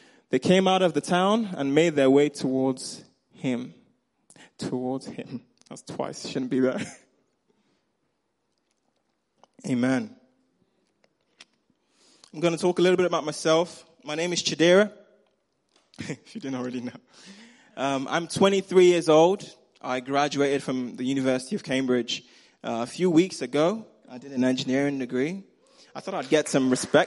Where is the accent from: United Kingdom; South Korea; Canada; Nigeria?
Nigeria; accent: Nigerian; moved away; I grew up in Nigeria